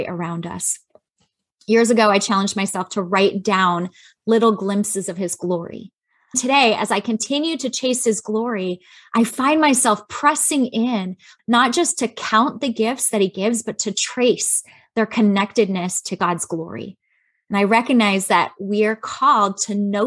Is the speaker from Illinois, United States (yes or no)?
yes; Chicago, Illinois, United States; I grew up in Chicago.